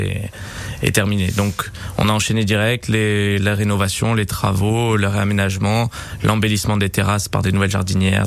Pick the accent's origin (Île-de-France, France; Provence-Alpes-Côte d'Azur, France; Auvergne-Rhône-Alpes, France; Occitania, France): Provence-Alpes-Côte d'Azur, France; Nice; je suis niçois, je suis né à Nice et je suis vraiment amoureux de Nice